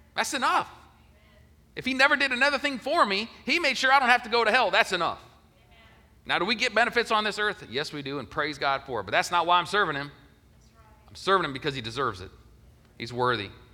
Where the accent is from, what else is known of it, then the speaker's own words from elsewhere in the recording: Ohio, United States; moved away as an adult; also born or lived in Denver; now in Augusta, United States; I was from Ohio